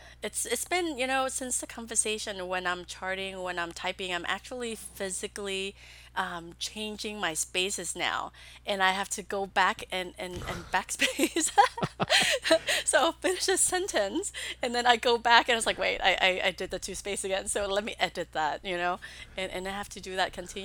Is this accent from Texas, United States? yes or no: yes; Texas, United States; also born or lived in Vietnam / Pennsylvania; now in Austin, United States; I'm originally from Vietnam. Okay. And so yeah, but I grew up in Texas.